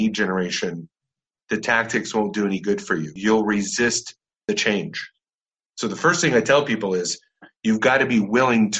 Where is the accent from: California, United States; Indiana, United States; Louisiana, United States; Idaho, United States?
California, United States; Orange County; I grew up in Orange County, California